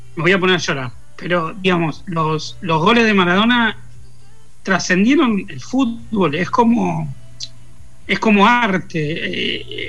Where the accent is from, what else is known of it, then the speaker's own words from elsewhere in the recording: Lanús, Buenos Aires Province, Argentina; Nací al borde de Capital, pero a los dos años mi familia se trasladó a Lanús y me crié ahí en Lanús